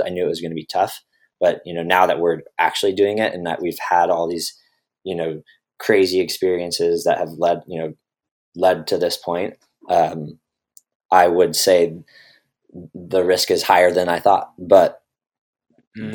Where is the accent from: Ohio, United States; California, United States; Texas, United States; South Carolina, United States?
California, United States; Redwood City; also born or lived in Boulder, Colorado; I was from Redwood City